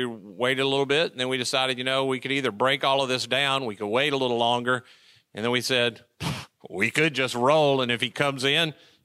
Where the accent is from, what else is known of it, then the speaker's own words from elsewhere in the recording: Mississippi, United States; I'm from Mississippi